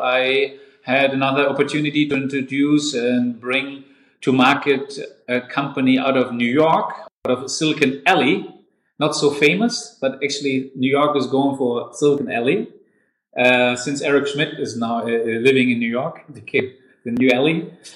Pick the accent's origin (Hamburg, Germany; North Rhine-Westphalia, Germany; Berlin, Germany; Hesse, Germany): Hesse, Germany; Darmstadt; also born or lived in Canada / Taiwan / Schwalbach; now in Frankfurt, Germany; I was born and raised in Darmstadt, another city in Hessen, and I'm a real Hessen boy